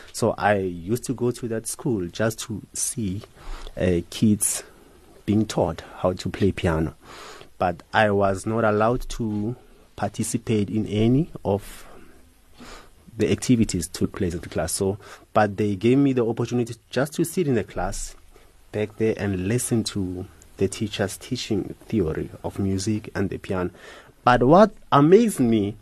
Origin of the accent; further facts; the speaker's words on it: Soshanguve, Gauteng, South Africa; I'm from a township, Soshanguve. That's where I was born